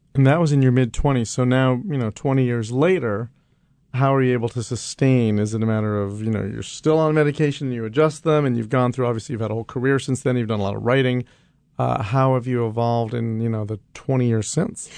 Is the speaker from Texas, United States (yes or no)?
no; New York, United States; as a kid growing up in New York